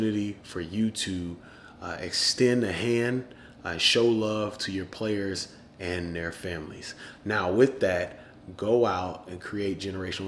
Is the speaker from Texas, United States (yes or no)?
yes; Houston, Texas, United States; I'm from Houston. I saw what Hurricane Harvey did to my city and to my loved ones